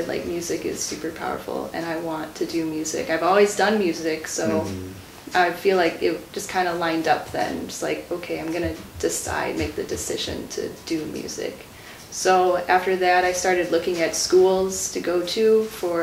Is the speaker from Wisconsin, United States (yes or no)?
yes; Sussex, Wisconsin, United States; I'm from Sussex, so I went to Music Dynamics of Sussex